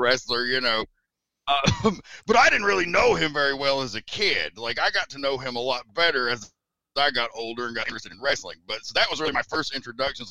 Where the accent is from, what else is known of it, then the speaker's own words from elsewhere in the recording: Tennessee, United States; I'm from Tennessee